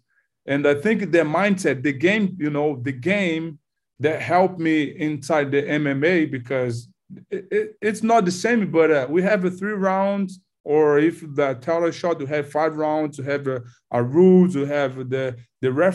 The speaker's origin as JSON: {"language": "English", "country": "Brazil", "tie": "born or raised there", "also_born_or_lived": "California", "second_language": "English", "moved": "as an adult", "lives_now": "United States", "said": "Yeah, I born in Brazil. Yeah, I raised in Brazil, and then I moved to U.S. in 2018."}